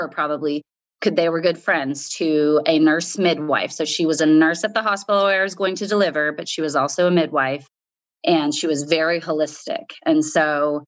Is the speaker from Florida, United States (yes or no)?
yes; Pensacola, Florida, United States; moved away as an adult; also born or lived in Kona, Hawaii; I'm from Pensacola, Florida, in the Panhandle originally